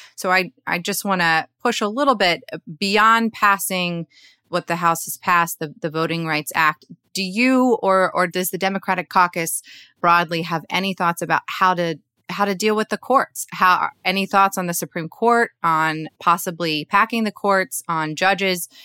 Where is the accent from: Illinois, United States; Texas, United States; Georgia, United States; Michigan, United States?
Georgia, United States; Georgia, my home state